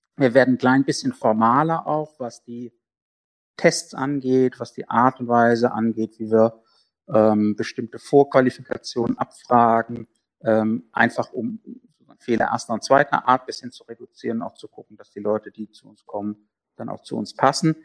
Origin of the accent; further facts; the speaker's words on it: South Hesse, Germany; Wir kommen aus Südhessen. Ich komme mhm. aus Südhessen